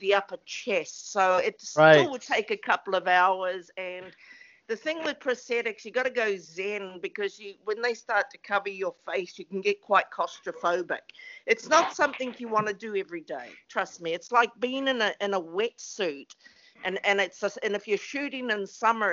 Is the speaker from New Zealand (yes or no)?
yes; New Zealand; now in West Hollywood, United States; we're two small islands. And the population is 4.5 million people.